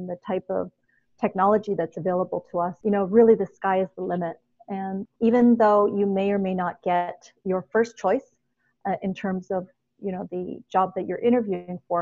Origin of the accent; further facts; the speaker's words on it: Toronto, Ontario, Canada; moved away as an adult; also born or lived in Hong Kong; I grew up in Toronto